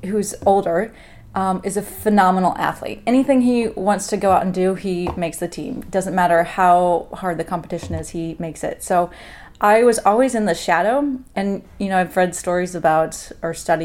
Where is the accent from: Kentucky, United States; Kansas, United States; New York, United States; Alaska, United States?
Kansas, United States; Lawrence; I grew up in Lawrence, Kansas